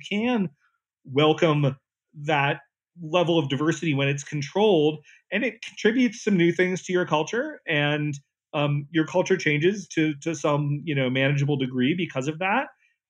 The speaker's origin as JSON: {"language": "English", "region": "North Carolina", "country": "United States", "tie": "born or raised there", "moved": "yes", "said": "I grew up in North Carolina in a town where everybody was basically white or African American"}